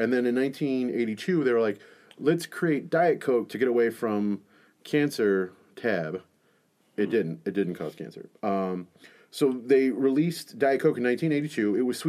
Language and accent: English; Texas, United States; So I grew up in Texas